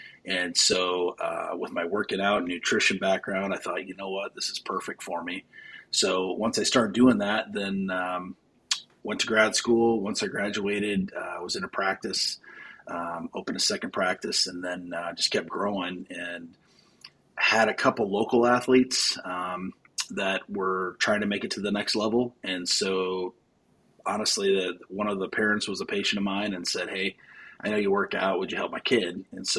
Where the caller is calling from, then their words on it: Bettendorf, Iowa, United States; So I'm in Davenport, Iowa, or Bettendorf, Iowa, I'm calling from.